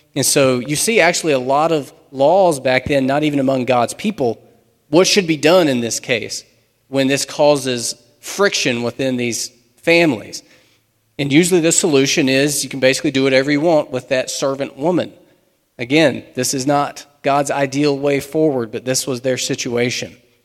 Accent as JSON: {"language": "English", "country": "United States", "said": "We're modern American Christians"}